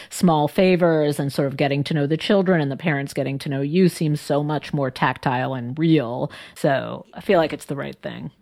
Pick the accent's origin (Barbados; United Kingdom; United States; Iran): United States; New York; moved away as an adult; now in Washington, D.C., United States; when I moved from New York to D C